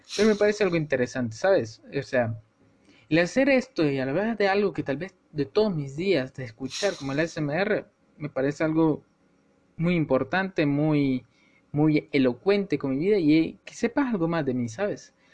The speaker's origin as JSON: {"language": "Spanish", "country": "El Salvador", "said": "yo soy salvadoreño. Y para lo que sepan de, o sean de mi país, de El Salvador"}